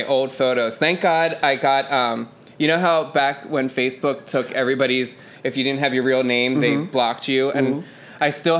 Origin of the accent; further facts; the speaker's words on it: Delaware County, Pennsylvania, United States; accent: Delco; I grew up in Delco.